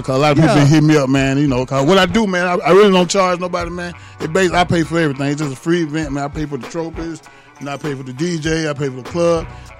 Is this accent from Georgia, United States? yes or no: yes; Atlanta, Georgia, United States; moved away; I went back to Atlanta for a minute. It's my hometown